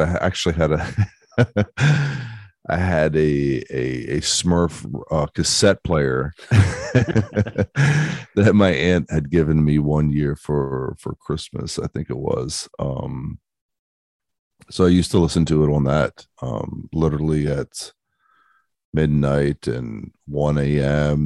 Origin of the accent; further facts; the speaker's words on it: Baltimore, Maryland, United States; I grew up in Baltimore, Baltimore, Maryland, in, in the United States